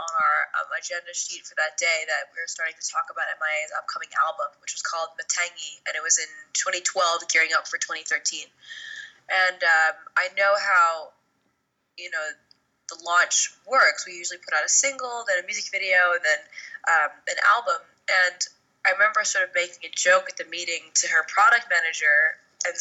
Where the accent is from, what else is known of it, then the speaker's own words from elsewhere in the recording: New York City, New York, United States; I grew up in New York City, and I was playing the drums since I was 11